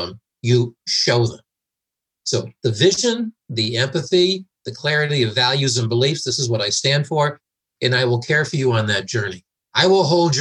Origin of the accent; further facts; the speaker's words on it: United States; also born or lived in United Kingdom; I'm an American in the UK running this transformation team.